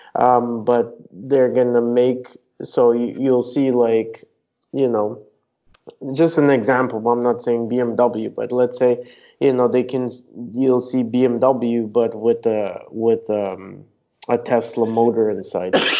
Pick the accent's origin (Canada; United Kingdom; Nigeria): Canada; I'm Canadian